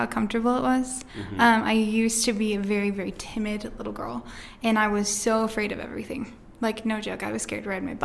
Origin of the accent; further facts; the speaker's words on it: Rexburg, Idaho, United States; also born or lived in Logan, Utah; I'm from Rexburg, Idaho. I was actually born in Logan, Utah